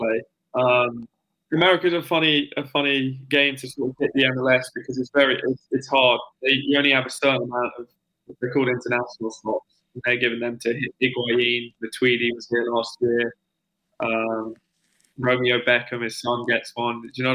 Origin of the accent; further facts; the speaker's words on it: England, United Kingdom; moved away as an adult; now in United States; being an English player and playing professional